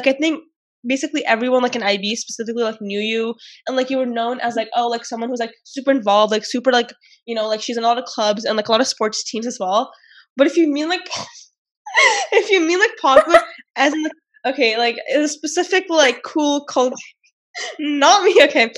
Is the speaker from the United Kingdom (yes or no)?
no; Toronto, Ontario, Canada; I knew no one like at the school because I was coming from Toronto, so I was like, who are these people?